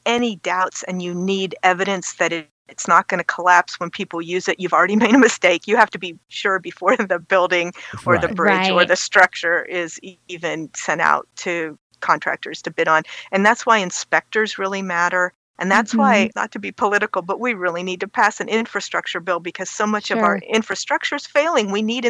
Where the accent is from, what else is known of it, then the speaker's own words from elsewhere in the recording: Youngstown, Ohio, United States; also born or lived in Chicago, Illinois / Madison, Wisconsin / Starkville, Mississippi / Baltimore, Maryland; now in Columbus, United States; Well, I grew up in Youngstown, which is halfway between Cleveland and Pittsburgh.